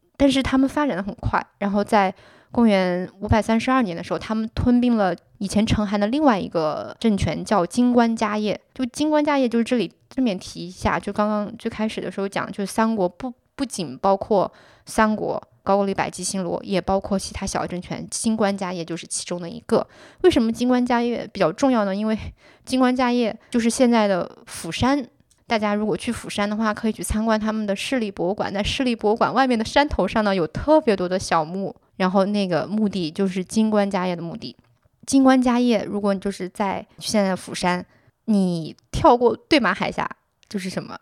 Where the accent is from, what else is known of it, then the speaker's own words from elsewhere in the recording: Sichuan, China; now in Shanghai, China; 我是四川人